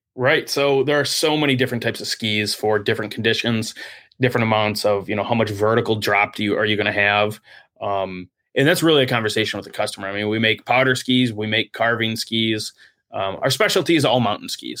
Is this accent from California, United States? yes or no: no; South Lyon, Michigan, United States; I grew up downstate in South Lyon, just outside of, uh, Brighton in Ann Arbor